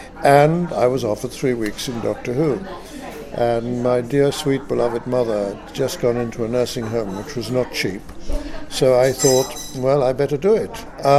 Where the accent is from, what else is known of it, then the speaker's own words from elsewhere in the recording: United Kingdom; also born or lived in France; I'm a British-French actor, I suppose.